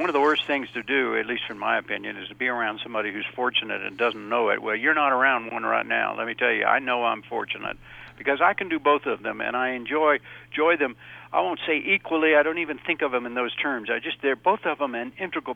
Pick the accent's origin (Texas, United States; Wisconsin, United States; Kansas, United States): Kansas, United States; Wichita; a place called Wichita, Kansas, which, by the way, happens to be my hometown.